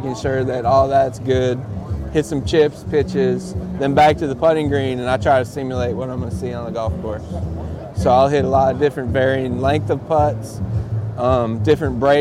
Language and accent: English; Cleveland, Ohio, United States; now in Auburn, United States; I grew up in Cleveland